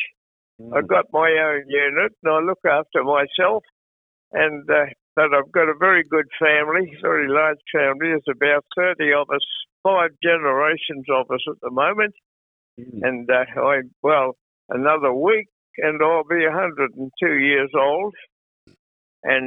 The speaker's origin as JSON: {"language": "English", "town": "Moree", "region": "New South Wales", "country": "Australia", "tie": "born or raised there", "also_born_or_lived": "Manly, New South Wales", "moved": "yes", "said": "I was born in Manly, and but we lived up in Moree from the early days of my youth."}